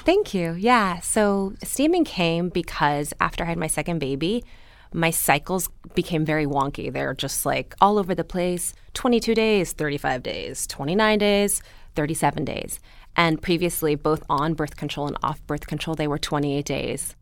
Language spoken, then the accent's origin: English; Los Angeles, California, United States; also born or lived in Berkeley; I grew up here